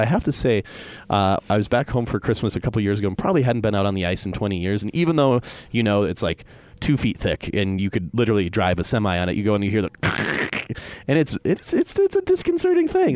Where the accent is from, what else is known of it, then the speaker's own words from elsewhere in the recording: Minnesota, United States; also born or lived in Upper Peninsula, Michigan; now in Utah, United States; I was born in the Upper Peninsula of Michigan, but grew up in Minnesota